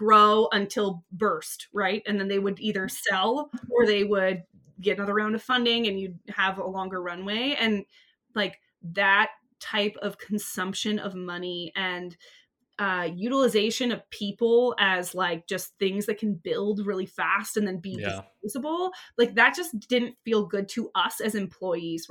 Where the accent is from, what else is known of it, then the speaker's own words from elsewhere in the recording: Santa Cruz, California, United States; I'm from Santa Cruz. I grew up by the ocean my whole life